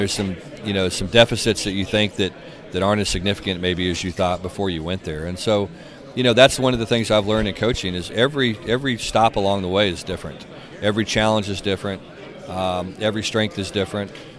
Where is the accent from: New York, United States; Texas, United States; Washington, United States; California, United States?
Texas, United States; I grew up in Texas and, you know, started as a high school coach really in the Dallas area